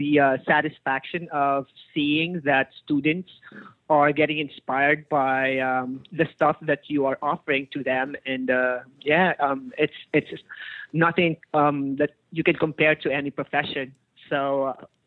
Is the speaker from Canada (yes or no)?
no; Philippines; I'm from the Philippines. I got my education in the Philippines